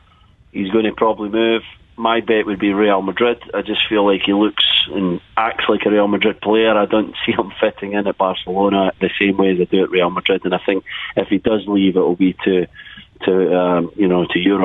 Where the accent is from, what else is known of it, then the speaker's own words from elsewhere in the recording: Scotland, United Kingdom; being a Scotsman